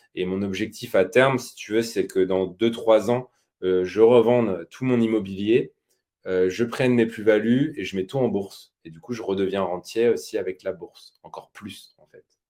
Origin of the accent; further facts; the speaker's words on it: Normandy, France; je suis normand d'origine.